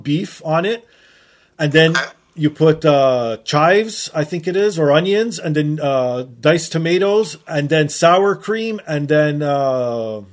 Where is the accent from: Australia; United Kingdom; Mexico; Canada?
Canada; 43 years old, born and raised in Canada